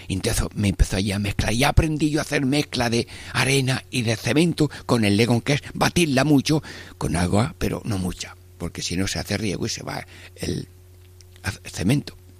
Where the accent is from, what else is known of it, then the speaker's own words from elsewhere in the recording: Jaén, Andalusia, Spain; moved away; en mi pueblo de Jaén